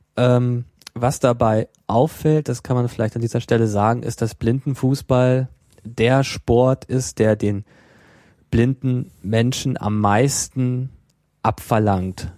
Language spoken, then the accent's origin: German; Germany; bei uns in Deutschland